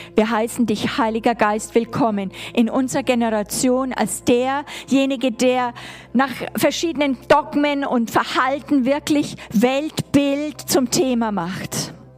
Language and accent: German; Germany; als Deutsche